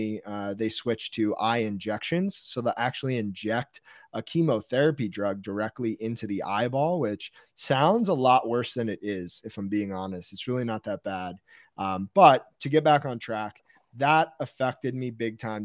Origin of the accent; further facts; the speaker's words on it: Westfield, New Jersey, United States; I grew up in Westfield, New Jersey, which is kind of in the middle of the state